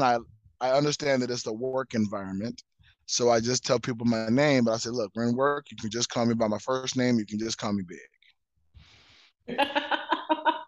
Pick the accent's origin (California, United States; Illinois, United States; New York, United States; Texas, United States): California, United States; Southern; now in Las Vegas, United States; Born and raised in Southern California, current Vegas negative.